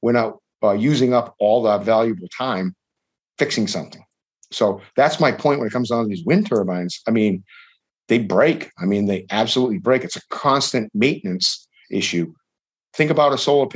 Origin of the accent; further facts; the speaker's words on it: Fairhaven, Massachusetts, United States; my hometown in Fairhaven